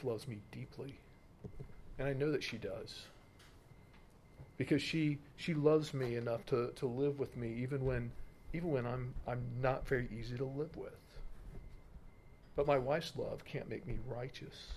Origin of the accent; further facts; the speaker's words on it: United States; I'm American